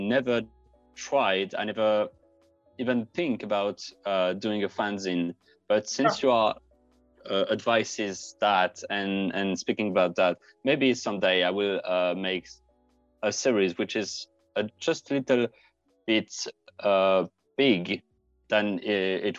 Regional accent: France; I come from France

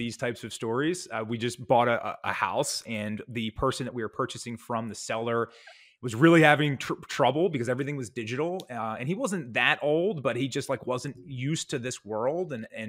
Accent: Ireland; because I'm pale Irish guy

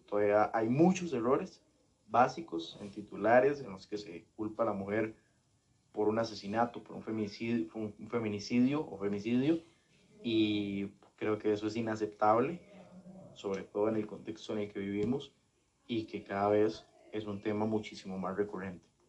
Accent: Costa Rica; como costarricenses

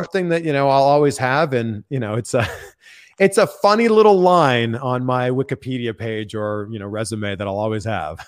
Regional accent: Pickering, Ontario, Canada; just outside of Toronto, my hometown is called Pickering, Ontario.

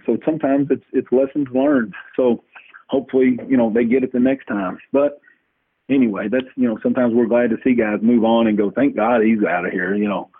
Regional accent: Louisville, Kentucky, United States; I'm from Louisville

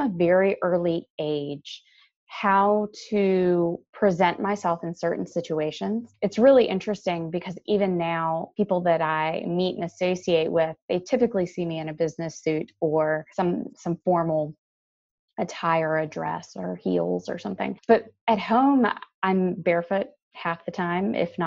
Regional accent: East Coast of North Carolina, United States; I grew up on the East Coast of North Carolina

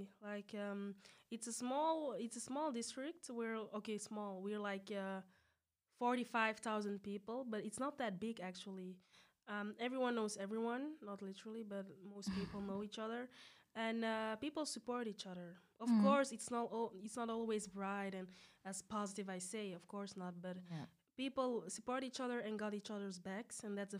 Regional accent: Belgium; As you said, I'm quite young. I'm 23. Born and raised in Belgium. My roots are in Senegal and Mauritania.

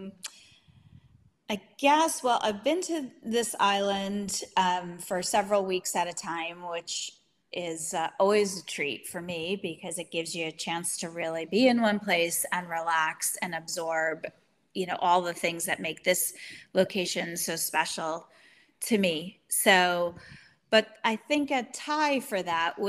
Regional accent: United States; as an American

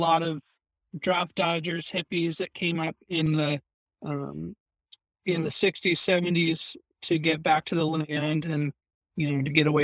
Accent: Washington, United States; now in British Columbia, Canada; I'm originally from the States, from Washington.

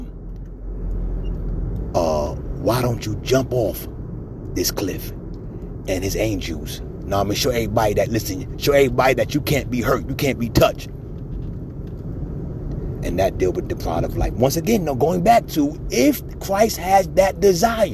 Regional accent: New York, United States; moved away; back in my hometown, back in New York

